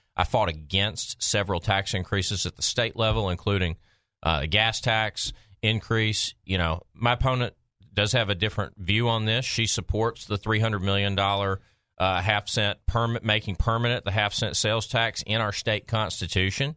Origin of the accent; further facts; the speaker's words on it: Maumelle, Arkansas, United States; my hometown of Maumelle